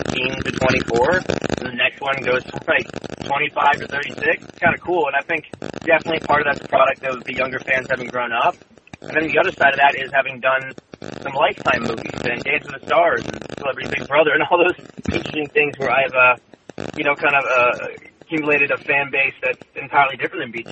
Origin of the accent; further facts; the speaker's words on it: San Diego, California, United States; I grew up in San Diego